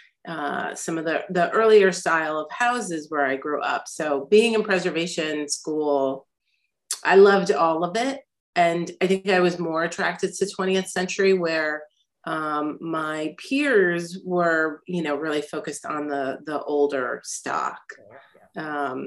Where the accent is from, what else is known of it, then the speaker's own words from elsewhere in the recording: Albany, New York, United States; also born or lived in New Haven, Connecticut; now in New York City, United States; I grew up in Albany, New York